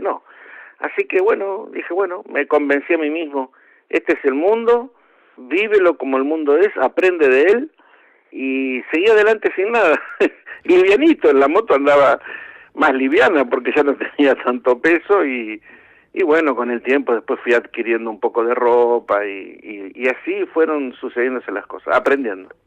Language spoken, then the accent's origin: Spanish; Argentina; moved away as an adult; aún siendo argentino, necesitaba visa para España